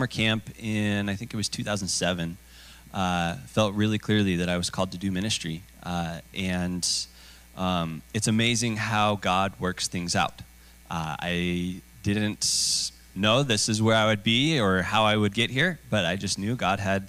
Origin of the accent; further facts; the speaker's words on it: Boise, Idaho, United States; I have grown up here in Boise, born and raised here